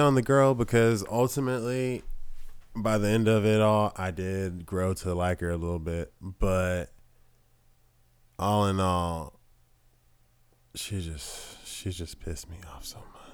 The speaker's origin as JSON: {"language": "English", "region": "the South", "country": "United States", "said": "we're two dudes from the South"}